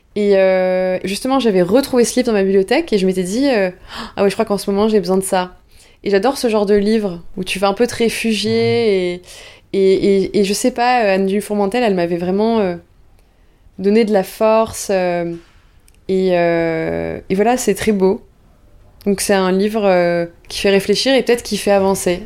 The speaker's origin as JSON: {"language": "French", "town": "Bordeaux", "region": "Nouvelle-Aquitaine", "country": "France", "tie": "born or raised there", "said": "je viens du sud-ouest, je viens de Bordeaux et j'ai la chance que mes parents euh, euh, m'aient emmené tout le temps à l'océan"}